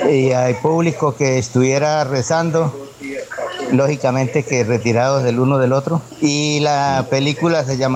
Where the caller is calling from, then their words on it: Cúcuta, Norte de Santander, Colombia; de Cúcuta.